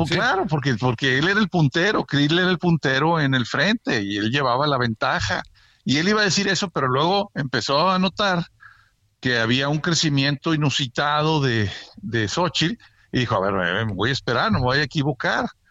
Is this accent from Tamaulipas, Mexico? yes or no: no; Monterrey, Nuevo León, Mexico; moved away as an adult; ya voy para tres años viviendo de regreso en mi tierra, en Monterrey